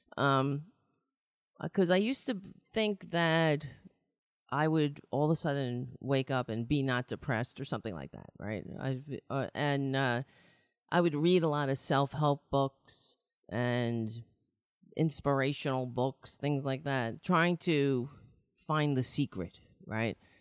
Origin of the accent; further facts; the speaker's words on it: New York City, New York, United States; I was born in New York City.